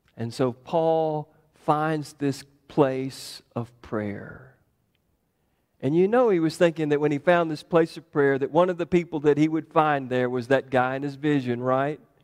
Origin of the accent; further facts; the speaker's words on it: New York, United States; when people hear me talk, they immediately recognized that I'm from New York